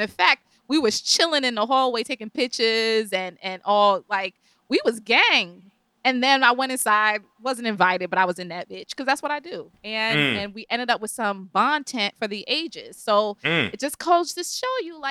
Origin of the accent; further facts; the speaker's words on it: New York City, New York, United States; as a New Yorker